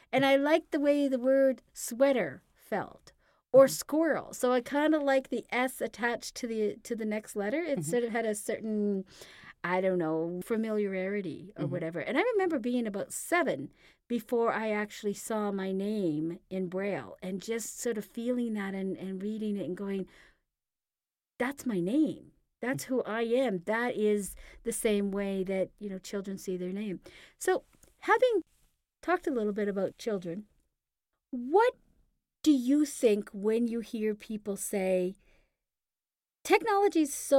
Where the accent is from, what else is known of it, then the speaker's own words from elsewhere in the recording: Canada; we are Canadian, yes.